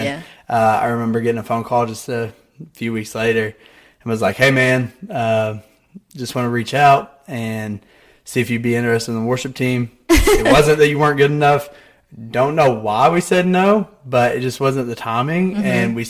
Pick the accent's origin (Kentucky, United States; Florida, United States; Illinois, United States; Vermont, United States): Kentucky, United States; Grayson; moved away as an adult; now in Morehead, United States; So, I went to KCU for a year. I grew up right behind it. I lived right behind it.